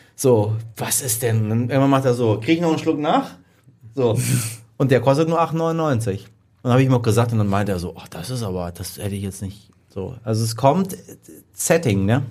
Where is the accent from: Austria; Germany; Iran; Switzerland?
Iran; als Iraner